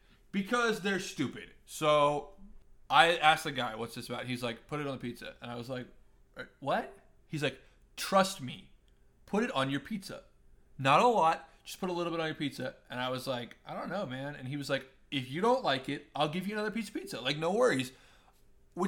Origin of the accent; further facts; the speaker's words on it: Colombia; Because I'm from Colombia, lived in Colombia